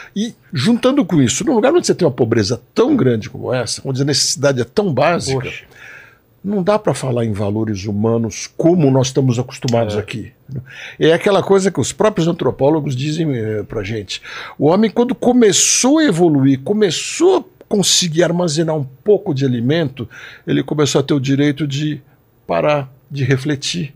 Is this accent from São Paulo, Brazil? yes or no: yes; São Paulo, Brazil; paulistano também